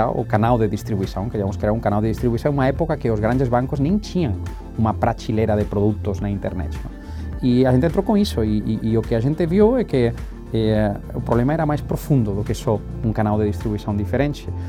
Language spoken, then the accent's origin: Portuguese; Northeast Region, Brazil; Eu sou, eu sou, do Nordeste, bem do Nordeste.